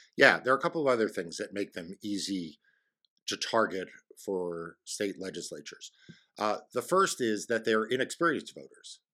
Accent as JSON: {"language": "English", "region": "New York", "country": "United States", "tie": "born or raised there", "moved": "yes", "lives_now": "Virginia, United States", "said": "My passport just says I was born in New York"}